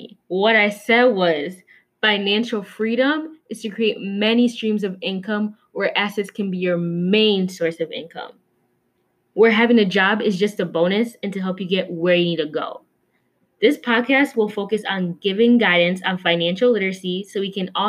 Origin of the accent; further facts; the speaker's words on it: Minnesota, United States; My ethnicity is Kenyan, but I was born and raised here in Minnesota